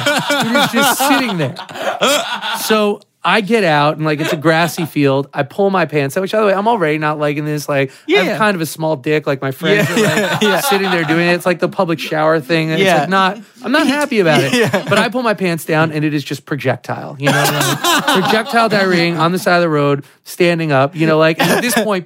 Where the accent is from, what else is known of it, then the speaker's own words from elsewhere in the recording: New York City, New York, United States; my house in New York City. I'm from New York